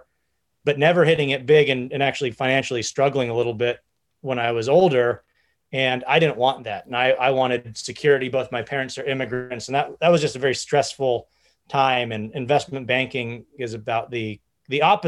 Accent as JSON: {"language": "English", "area": "an hour north of San Francisco", "region": "California", "country": "United States", "tie": "born or raised there", "also_born_or_lived": "Silicon Valley", "said": "I grew up about an hour north of San Francisco"}